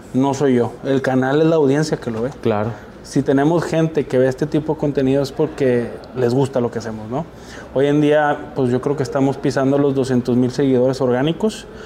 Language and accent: Spanish; Monterrey, Nuevo León, Mexico; also born or lived in Sabinas, Coahuila; yo soy originario de Sabinas, Coahuila. Y desde los dos años me vine aquí a Nuevo León. Así que soy regio por adopción, convicción y amor